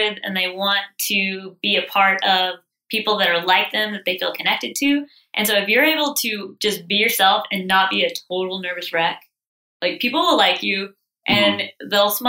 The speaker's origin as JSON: {"language": "English", "town": "Sugar Land", "region": "Texas", "country": "United States", "tie": "born or raised there", "moved": "as an adult", "lives_now": "Charleston, United States", "said": "So I'm from Texas. Okay. I grew up in Sugarland and now my parents live on our ranch. We come from ranchers."}